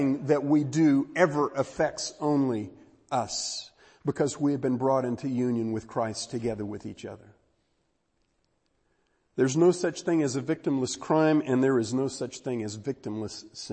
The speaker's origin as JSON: {"language": "English", "region": "Texas", "country": "United States", "said": "I'm from Texas"}